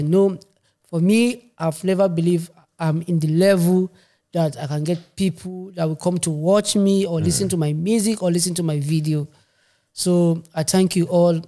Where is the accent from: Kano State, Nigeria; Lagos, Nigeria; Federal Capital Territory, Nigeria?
Kano State, Nigeria; also born or lived in Maiduguri, Borno, Nigeria; now in Stuttgart, Germany; So, I'm from Nigeria. I born in Maiduguri. Grow up in Kano State.